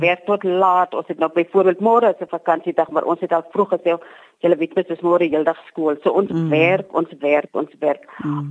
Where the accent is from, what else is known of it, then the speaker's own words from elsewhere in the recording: Matwaland, Northern Cape, South Africa; also born or lived in Springbok; Ek is gebore in Matwaland